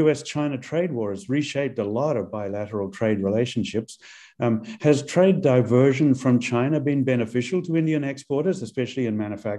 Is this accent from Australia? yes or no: no; New Zealand; which I grew up with in New Zealand.